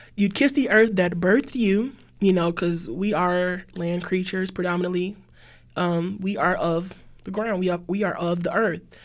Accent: New Orleans, Louisiana, United States; I'm from New Orleans, too.

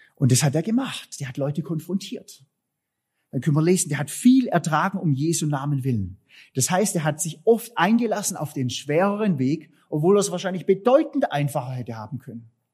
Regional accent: Southern Germany, Germany; wir als Süddeutsche

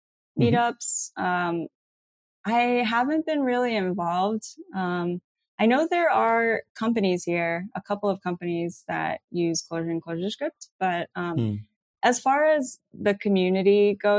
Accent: New York City, New York, United States; now in Colorado, United States; I was born and raised in Queens

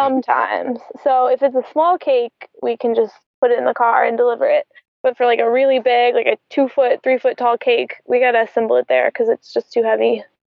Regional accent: Atlanta, Georgia, United States; moved away as an adult; now in Tampa, United States; I'm from Atlanta.

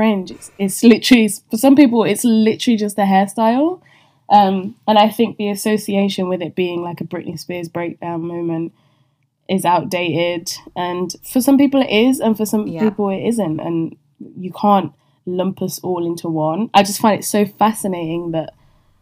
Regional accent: Leicester, East Midlands, United Kingdom; moved away as an adult; also born or lived in Paris; my hometown of Leicester

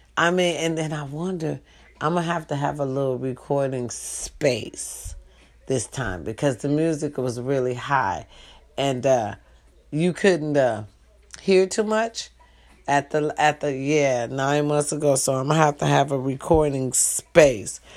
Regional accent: Wisconsin, United States; now in California, United States; Wisconsin. Babe, I was born out there

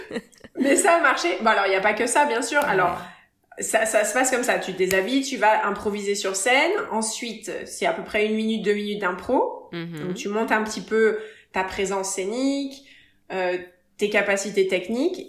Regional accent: Paris, Île-de-France, France; moved away as an adult; also born or lived in Évry / Nice / Cannes / Las Vegas; now in Los Angeles, United States; Je suis née plus exactement à Évry et j'ai vécu à Paris jusqu'à 12, 12, 13 ans. Et à partir de 12, 13 ans, j'ai déménagé

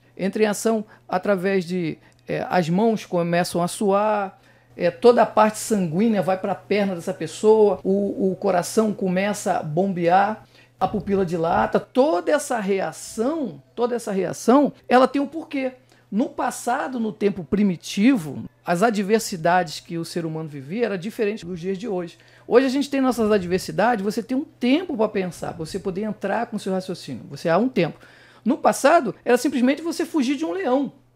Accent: Rio de Janeiro, Brazil; eu sou de Bangu, Realengo

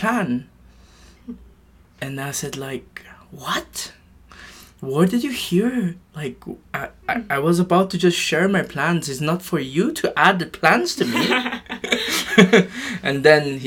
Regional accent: Japan; moved away; also born or lived in Philippines; I'm from Japan and Philippines

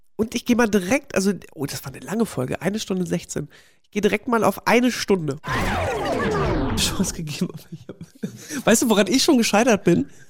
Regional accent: GDR, East Germany, Germany; moved away; durch meine Kindheit in der DDR

